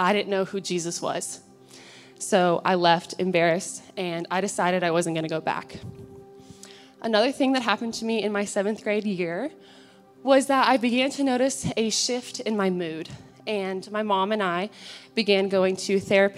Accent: Alpharetta, Georgia, United States; I grew up in Alpharetta, Georgia, with my three siblings and both of my parents.

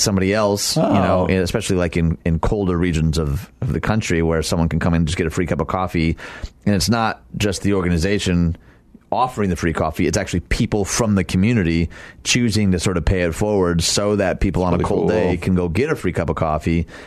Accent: Dearborn, Michigan, United States; my hometown of Dearborn, Michigan

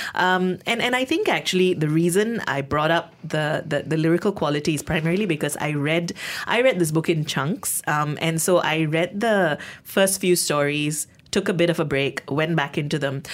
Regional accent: Malaysia; as a Malaysian, as someone who, um, has some of these lived experiences

